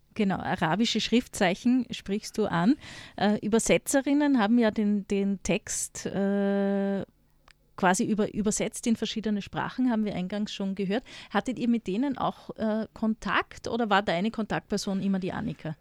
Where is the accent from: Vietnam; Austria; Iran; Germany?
Austria; als Österreicherin